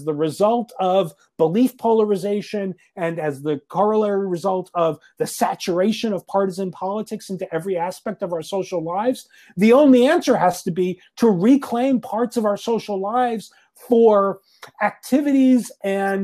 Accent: Northeast, United States; now in Nashville, United States; I'm originally from the Northeast, as if you couldn't tell from my accent

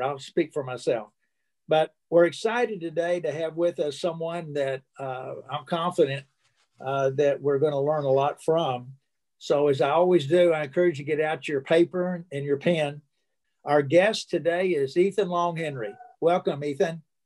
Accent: Alton, Illinois, United States; I was born in Illinois, in Alton, Illinois, not too far from St. Louis

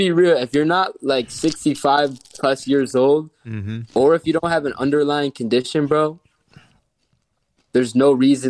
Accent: Miami, Florida, United States; I'm from Miami.

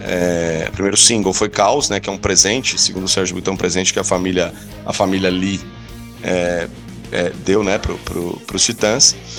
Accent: São Paulo, Brazil; da minha, da minha terra natal

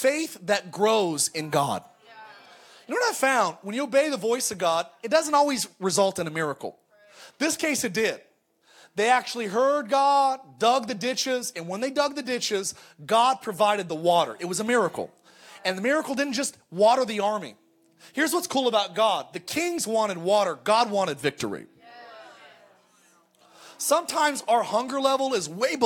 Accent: California, United States; I grew up in California

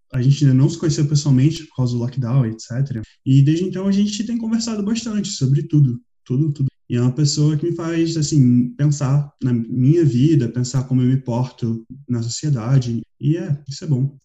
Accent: Rio de Janeiro, Brazil; moved away as an adult; also born or lived in Switzerland; now in Portugal; Eu morei 18 anos no Rio de Janeiro, onde eu nasci, morei 4 anos na Suíça e estou aqui há alguns meses em Portugal.

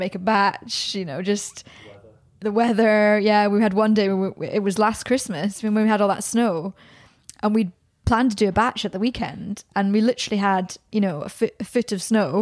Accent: Scotland, United Kingdom; now in Birmingham, United Kingdom; back to my hometown

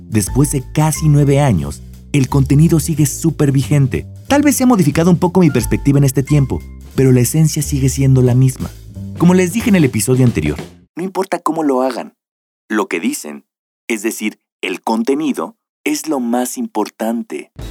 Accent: Mexico; Obvio, como mexicano que se respeta, no aprendí por la buena.

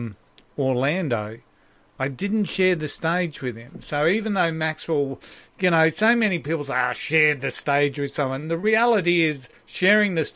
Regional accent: Maroochydore, Queensland, Australia; when I was a kid growing up in Maroochydore

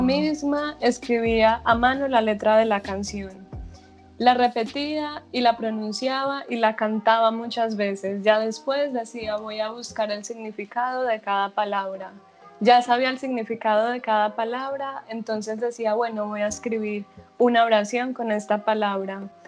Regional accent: Medellín, Antioquia, Colombia; moved away as an adult; now in Netherlands; Yo soy de Medellín, Antioquia, pero vivo en Holanda hace dos años

